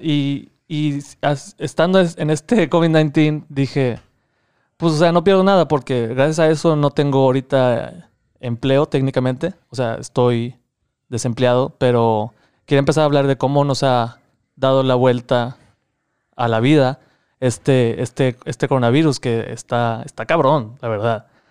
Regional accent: Laredo, Texas, United States; soy de Laredo, Texas

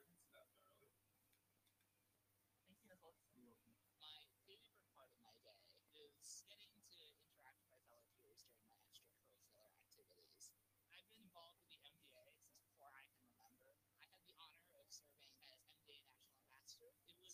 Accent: Concord, Massachusetts, United States; I was born in Concord, Massachusetts

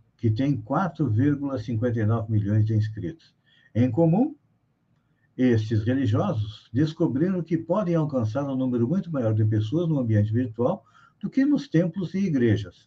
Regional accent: Bagé, Rio Grande do Sul, Brazil; minha cidade, onde eu nasci, Bagé, lá no Rio Grande do Sul

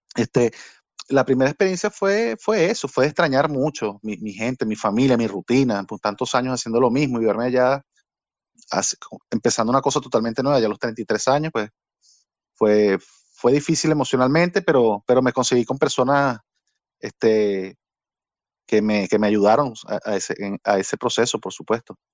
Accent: Barquisimeto, Lara, Venezuela; moved away as an adult; also born or lived in Caracas, Venezuela / Spain / Portugal; now in Belgium; Porque yo nací en Caracas, pero Barquisimeto, yo siento más barquisimetano que, que cualquiera que haya nacido ahí

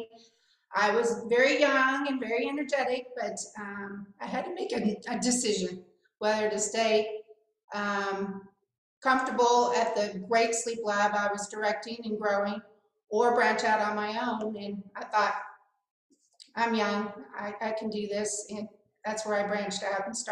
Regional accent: Kansas City, United States; moved away as an adult; also born or lived in Shreveport, Louisiana; I'm originally from the Midwest, from Kansas City, and when I moved to Shreveport, Louisiana

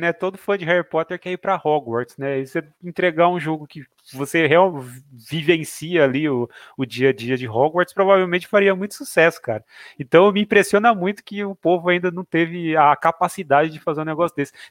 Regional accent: Jaboticabal, São Paulo, Brazil; now in Bauru, Brazil

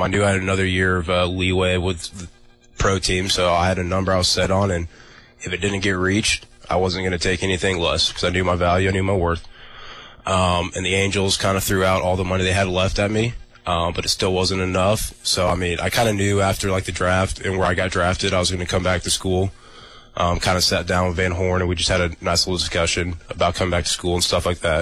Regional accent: Kansas City, United States; moved away; Growing up in Kansas City

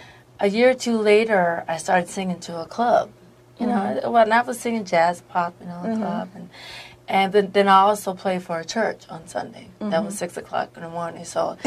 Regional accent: Yardley, Pennsylvania, United States; moved away; In Pennsylvania. Yardley, Pennsylvania, out there in the country.

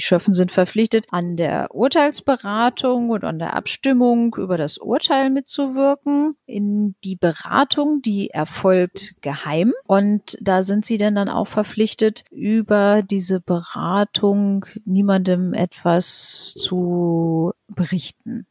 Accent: Lower Saxony, Germany; bei uns in Niedersachsen

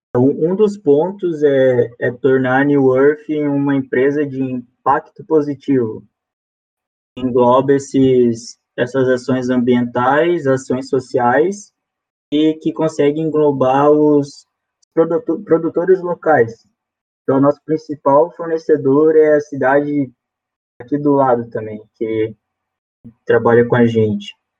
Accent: Jaraguá do Sul, Santa Catarina, Brazil; A gente é de Jaraguá, né? Somos de Jaraguá.

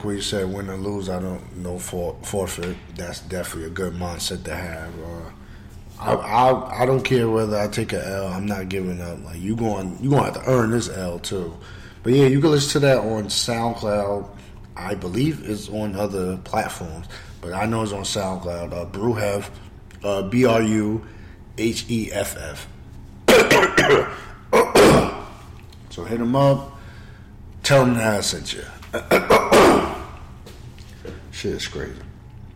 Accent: Roosevelt, United States; my hometown, Roosevelt.

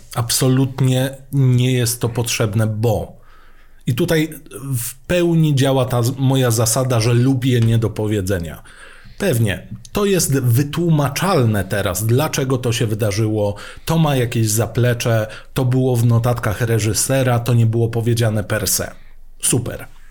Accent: Mielec, Subcarpathian Voivodeship, Poland; Pochodzę z Mielca. Dwa piętra pode mną mieszkała teściowa Grzegorza Lato.

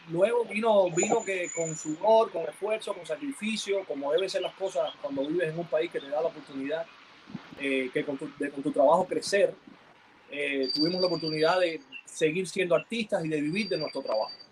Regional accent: Cuba; moved away; nosotros cuando salimos de Cuba fuimos despojados de todo. O sea, fuimos del proceso de que cuando tú te ibas no regresabas más.

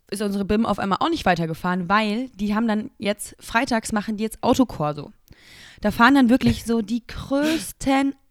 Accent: Cologne, North Rhine-Westphalia, Germany; Ich, ich komme aus Köln. Es tut mir so leid.

